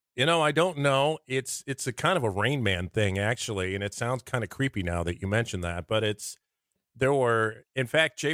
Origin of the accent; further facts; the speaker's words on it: Lincoln, Nebraska, United States; also born or lived in North Platte; I'm from Lincoln